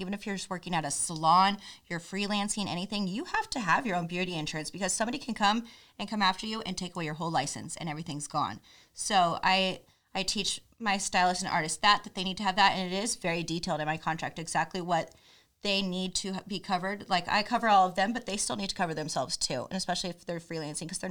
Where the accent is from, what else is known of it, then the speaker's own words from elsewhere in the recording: Missouri, United States; I'm from Missouri